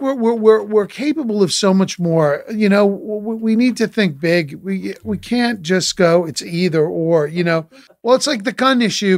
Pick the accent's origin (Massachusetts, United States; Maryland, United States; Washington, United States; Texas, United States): Massachusetts, United States; Boston area; I grew up in Boston, in the Boston area, not in Boston proper